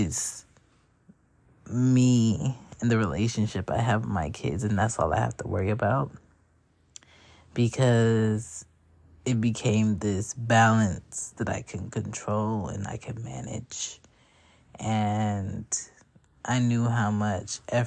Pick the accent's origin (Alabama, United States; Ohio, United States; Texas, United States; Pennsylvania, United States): Pennsylvania, United States; Philadelphia; also born or lived in Jamaica (parents); now in Atlanta, United States; I'm from Philly by way of ATL currently